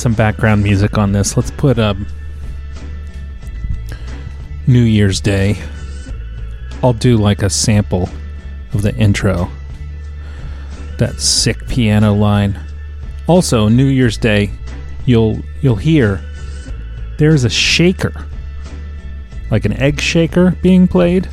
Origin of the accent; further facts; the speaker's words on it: Norfolk, Virginia, United States; growing up in Norfolk, Virginia